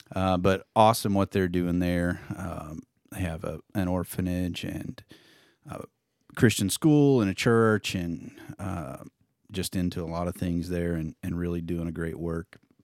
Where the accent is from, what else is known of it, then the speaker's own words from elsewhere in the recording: Indiana, United States; moved away as an adult; now in Neosho, United States; I grew up in Indiana, moved to Missouri, straight out of high school to Neosho, Missouri